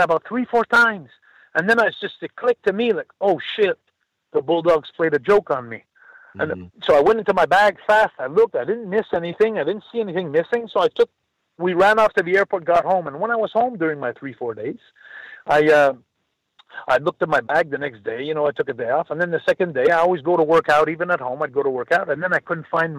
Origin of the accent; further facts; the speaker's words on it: Montreal, Quebec, Canada; from Montreal, my hometown.